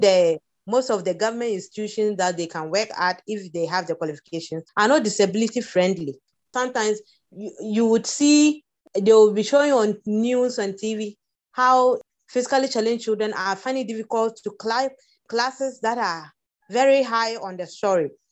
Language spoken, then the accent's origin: English; Upper West, Ghana; growing up in Upper West